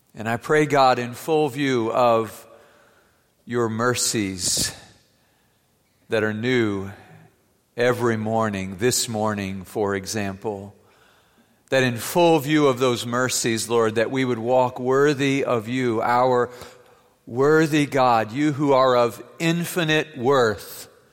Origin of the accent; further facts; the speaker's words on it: Germany; moved away; Growing up in Germany, I used to ride with my classmates down the Rhine River in a boat